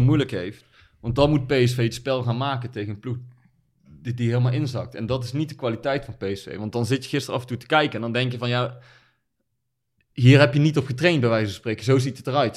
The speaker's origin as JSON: {"language": "Dutch", "country": "Netherlands", "said": "wij houden als Nederlanders"}